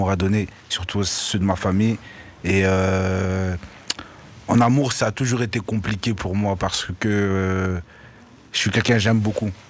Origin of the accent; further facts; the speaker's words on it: Brussels, Brussels-Capital Region, Belgium; Euh, chez moi au quartier, je viens, parce que moi je viens de, de, de Bruxelles, du quartier Isère.